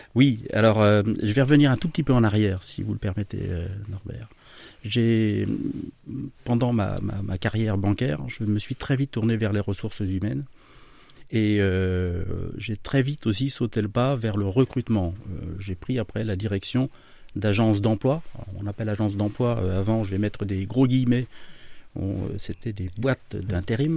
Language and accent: French; Amboise, Centre-Val de Loire, France; je suis Tourangeau, amboisien pour être très précis et fier de l'être. donc originaire de la région Centre-Val de Loire